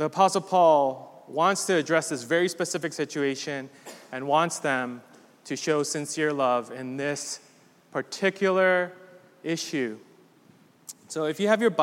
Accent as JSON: {"language": "English", "region": "East Coast", "country": "United States", "also_born_or_lived": "Midwest", "said": "I'm very much East Coast"}